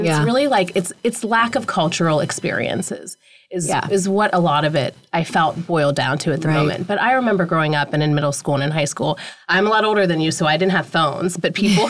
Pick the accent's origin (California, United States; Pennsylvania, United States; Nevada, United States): Pennsylvania, United States; a small town outside of Pittsburgh; I grew up in a really small town outside of Pittsburgh, Pennsylvania. Mm-hmm. blue collar, white town. My family defined diversity being Indian.